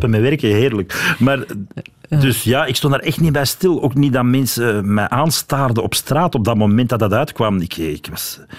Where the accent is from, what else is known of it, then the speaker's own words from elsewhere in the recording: Wevelgem, Flanders, Belgium; accent: Wevelgem dialect; moved away; Ik ben van Wevelgem, ja